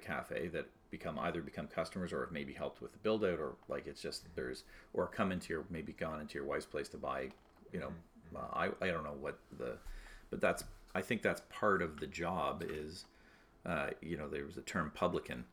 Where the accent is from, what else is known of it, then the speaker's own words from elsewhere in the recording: Toronto, Ontario, Canada; I grew up in North Toronto